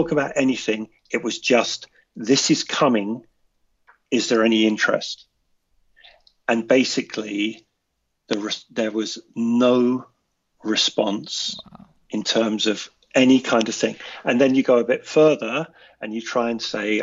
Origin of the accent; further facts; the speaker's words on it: United Kingdom; as a Brit